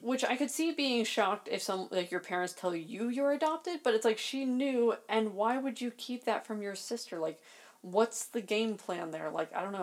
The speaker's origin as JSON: {"language": "English", "region": "Maryland", "country": "United States", "tie": "born or raised there", "said": "I grew up in Maryland"}